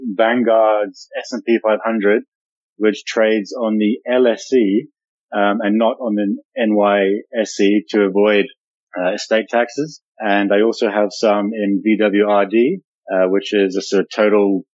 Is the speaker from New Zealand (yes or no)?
yes; New Zealand; I am born and raised in New Zealand and live down in the South Pacific side of the world.